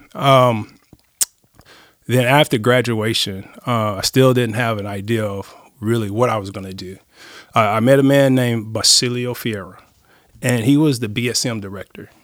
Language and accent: English; Los Angeles, California, United States; moved away as an adult; now in Nacogdoches, United States; I was brought up in Los Angeles